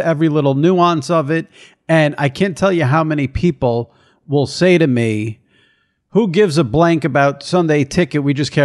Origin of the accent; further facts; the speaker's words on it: New York, United States; I'm a New Yorker. I've been a New Yorker my whole life.